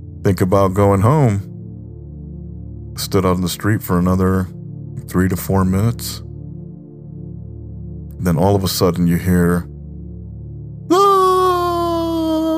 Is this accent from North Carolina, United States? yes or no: no; New York, United States; growing up in New York